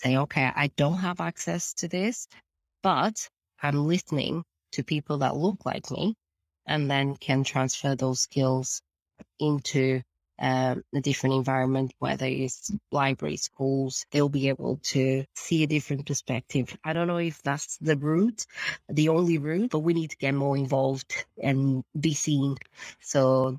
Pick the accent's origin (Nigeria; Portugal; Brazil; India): Portugal; now in United Kingdom; So to start with, obviously, I came from Portugal, a different background altogether, coming to UK.